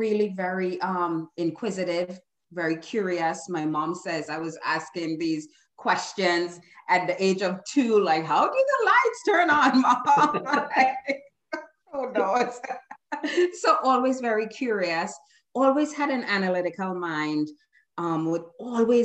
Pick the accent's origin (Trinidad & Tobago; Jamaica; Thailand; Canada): Trinidad & Tobago; now in United States; I was born in Trinidad and Tobago, migrated to the US almost 40 years ago